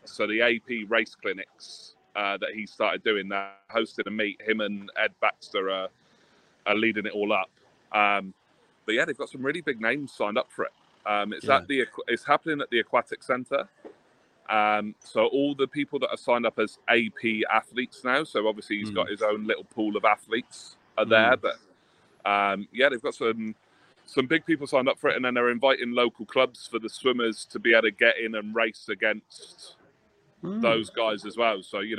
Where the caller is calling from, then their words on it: Plymouth, South West England, United Kingdom; I'm down in Plymouth, so I'm not far from Sonny, wherever he is about to join us from.